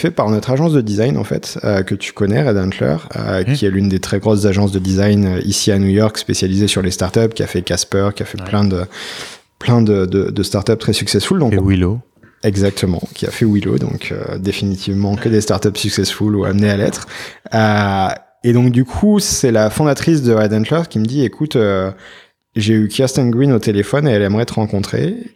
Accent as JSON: {"language": "French", "country": "France", "said": "on démarre, on est français, on a posé nos valises il y a à peine trois mois"}